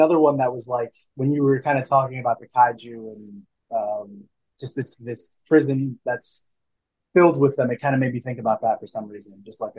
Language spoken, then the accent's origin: English; United States; it comes with the territory being an American.